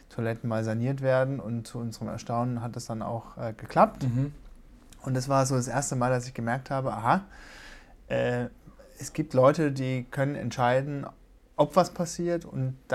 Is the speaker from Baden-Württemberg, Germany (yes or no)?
yes; Baden-Baden, Baden-Württemberg, Germany; ich komme ja ursprünglich aus Baden-Baden, bin da auch zur Schule gegangen